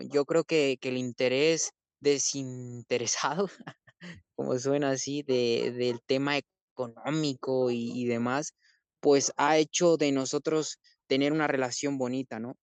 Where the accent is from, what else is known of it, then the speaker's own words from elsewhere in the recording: Morelia, Michoacán, Mexico; moved away; Monumental de Morelia. Esa va a ser, ¿por qué? Porque reúne que es mi tierra